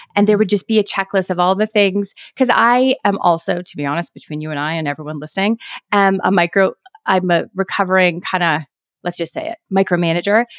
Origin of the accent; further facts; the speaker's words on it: Canada; I'm Canadian